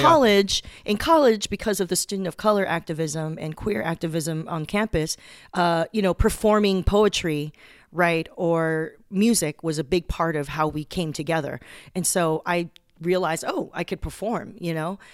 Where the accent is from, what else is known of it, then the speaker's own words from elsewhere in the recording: Torrance, California, United States; also born or lived in Taiwan; I grew up in Southern California